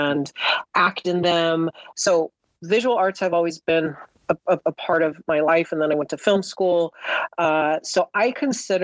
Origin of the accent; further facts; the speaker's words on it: Los Angeles, California, United States; I was born in Southern California